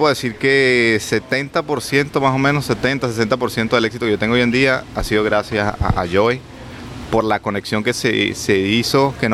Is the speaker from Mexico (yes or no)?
no; Caracas, Capital District, Venezuela; also born or lived in Canada / Bogotá, Colombia; now in Miami, United States; Soy de Caracas